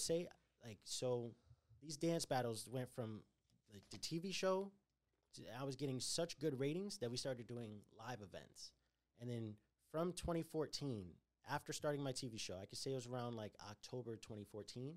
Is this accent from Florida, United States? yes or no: no; Connecticut, United States; moved away; also born or lived in Brooklyn; I was growing up in Connecticut